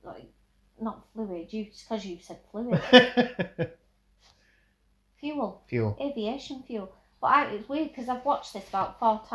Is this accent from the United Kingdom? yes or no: yes; United Kingdom; we are British